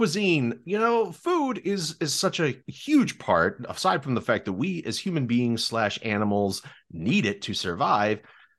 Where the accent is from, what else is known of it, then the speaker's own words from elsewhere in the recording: Maryland, United States; moved away; I'm from Maryland originally.